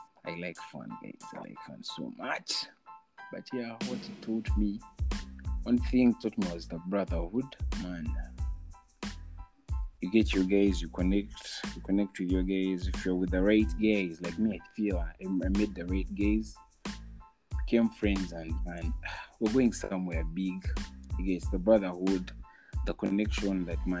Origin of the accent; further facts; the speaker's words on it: Ntungamo, Western Region, Uganda; Then I was in some school in Ntungamo. I come from Ntungamo.